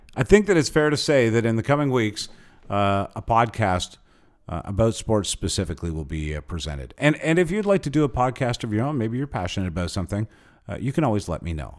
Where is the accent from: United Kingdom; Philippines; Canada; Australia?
Canada; being Canadian there